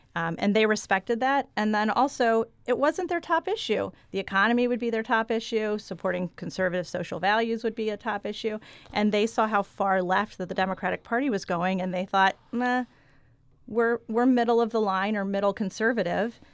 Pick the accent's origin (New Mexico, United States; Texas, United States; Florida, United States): Texas, United States; Austin; moved away as an adult; also born or lived in San Antonio, Texas / Jefferson County, Missouri; now in Arnold, United States; I grew up in Austin area, an Austin suburb